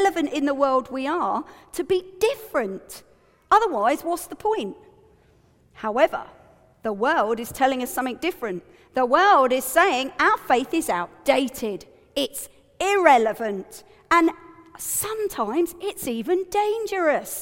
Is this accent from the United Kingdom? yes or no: yes; United Kingdom; I'm also British